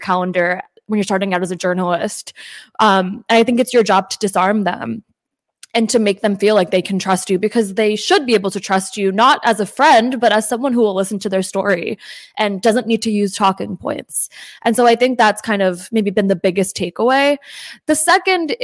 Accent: New Jersey, United States; first language English; I was born in New Jersey, and I think that obviously English is my first language

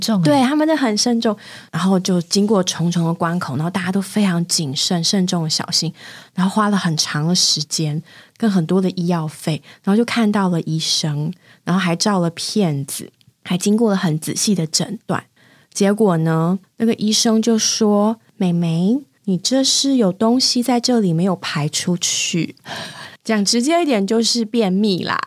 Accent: Taipei, Taiwan; moved away as an adult; also born or lived in Singapore; 我是个在台北长大的孩子

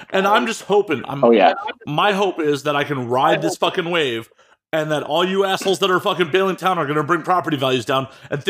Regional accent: Chicago, Illinois, United States; moved away as an adult; also born or lived in Las Vegas; now in Los Angeles, United States; I got 30 in Chicago, like the greater Chicago area. And then, you know, technically 3 years in Vegas and 6 in LA so far.

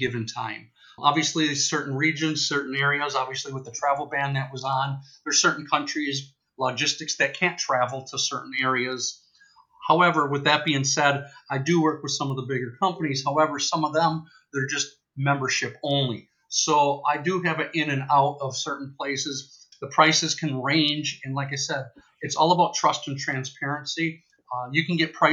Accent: Wisconsin, United States; now in Scottsdale, United States; My background going way back is growing up in Wisconsin in the Midwest

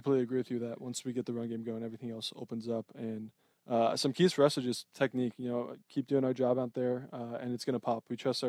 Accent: Southern California, United States; growing up in Southern California

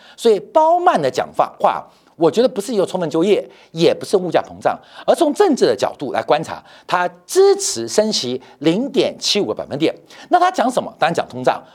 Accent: Taiwan; also born or lived in Shandong (ancestral); 就像我山东人。要生小孩的时候回山东生一样，虽然我是台湾人啊，但我的祖籍山东

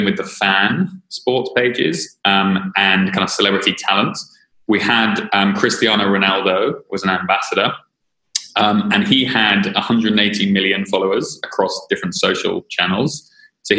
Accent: London, United Kingdom; I am a Brit, as you will now clearly understand. So yeah, I was born in London.

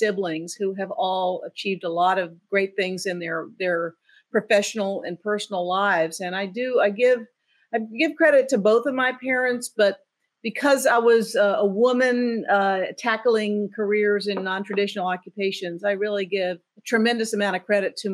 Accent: Savannah, Georgia, United States; I grew up in Savannah, Georgia.

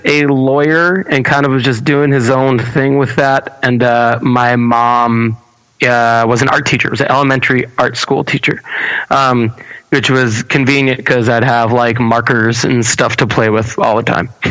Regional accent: Baldwin, New York, United States; I'm born and raised in Baldwin, New York.

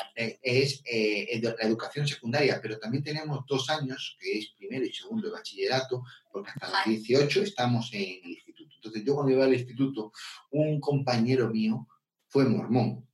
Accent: León, Castile and León, Spain; soy de España, del norte de España, de una ciudad que se llama León

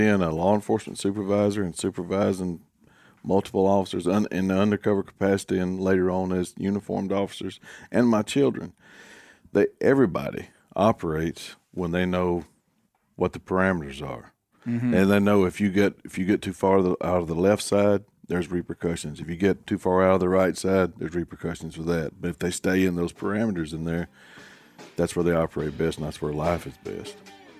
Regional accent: Arkansas, United States; and I was from Arkansas. And we were the only people in there from the South.

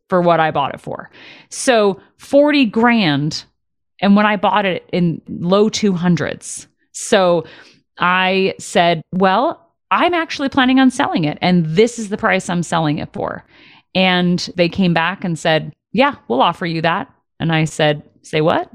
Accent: Detroit, Michigan, United States; moved away; I did graduate high school in Detroit

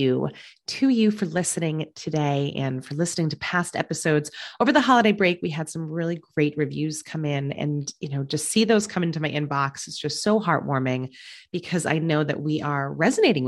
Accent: Massachusetts, United States; my home state of Massachusetts

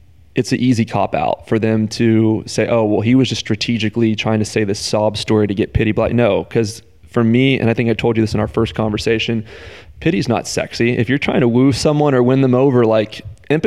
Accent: the South, United States; I'm from the South

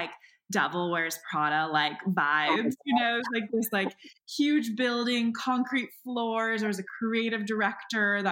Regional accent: San Diego, California, United States; also born or lived in San Francisco / New York / San Luis Obispo; now in Los Angeles, United States; I'm from San Diego. Well, I kind of grew up in San Francisco, lived in New York for like a small bit of time, and then kind of landed in San Diego. And that's where I did elementary through high school.

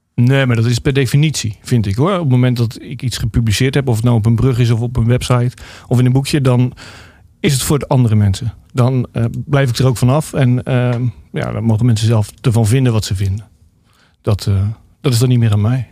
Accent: Rotterdam, South Holland, Netherlands; ik kom natuurlijk uit Rotterdam en daar was toen eh, de Gabberhouse uh, groot

